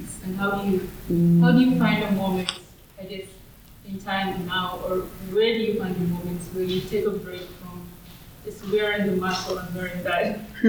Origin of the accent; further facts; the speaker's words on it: Kenya; moved away as an adult; now in United States; I'm from Kenya, so born and raised in Kenya, and I came for undergrad here